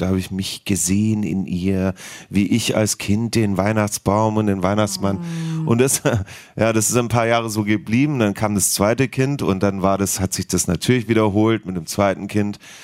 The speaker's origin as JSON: {"language": "German", "town": "Heidenheim", "region": "Baden-Württemberg", "country": "Germany", "tie": "born or raised there", "moved": "yes", "lives_now": "Berlin, Germany", "said": "ich stehe zu meiner Heimat, hat eine wundervolle Kindheit"}